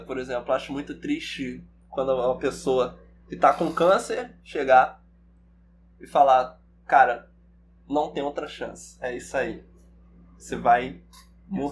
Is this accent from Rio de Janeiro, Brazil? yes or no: yes; Baixada Fluminense, Rio, Rio de Janeiro, Brazil; sou do Rio, nasci e fui criado aqui no, no, na Baixada Fluminense